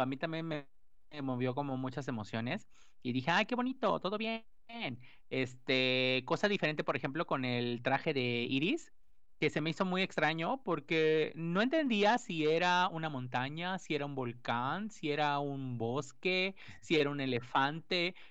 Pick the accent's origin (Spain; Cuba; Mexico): Mexico; nosotros como mexicanos